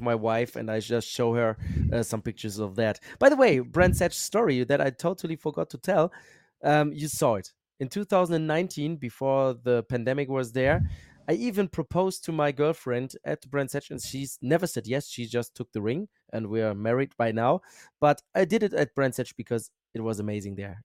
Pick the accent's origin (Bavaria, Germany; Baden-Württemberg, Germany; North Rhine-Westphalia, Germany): North Rhine-Westphalia, Germany; Bochum; accent: German; English is a second language; I'm from Germany